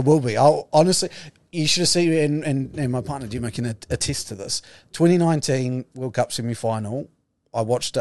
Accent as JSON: {"language": "English", "country": "New Zealand", "said": "as a New Zealander"}